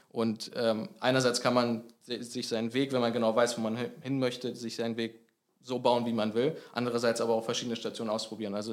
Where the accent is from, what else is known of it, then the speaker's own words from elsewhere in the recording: Eschwege, Hesse, Germany; Also ich komme aus Eschwege, 40 Kilometer von hier.